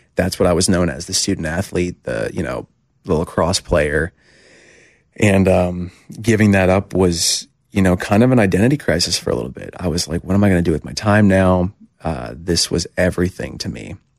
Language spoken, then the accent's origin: English; Hershey, Pennsylvania, United States; I grew up going to, uh, Hershey Bears games 'cause I'm from Hershey